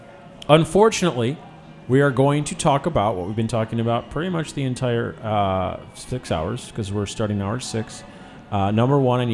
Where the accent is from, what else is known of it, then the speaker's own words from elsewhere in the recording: Chicago, Illinois, United States; I'm from Chicago.